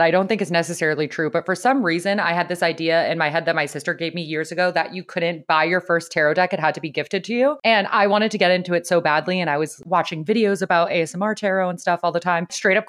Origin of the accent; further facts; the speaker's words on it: San Diego, California, United States; was raised in San Diego.